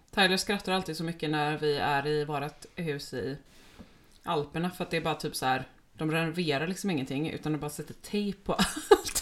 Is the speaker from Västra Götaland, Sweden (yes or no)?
yes; Gothenburg, Västra Götaland, Sweden; Och vi är båda uppvuxna i Göteborg